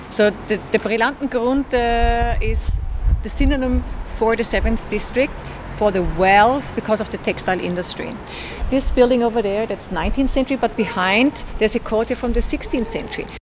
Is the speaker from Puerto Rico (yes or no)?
no; Estonia; English is a second language; I'm from Estonia, Russia.